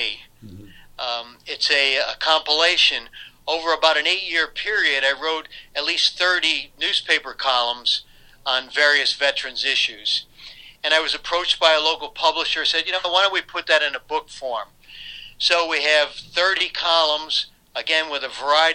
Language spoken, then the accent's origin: English; Troy, New York, United States; near my hometown of Troy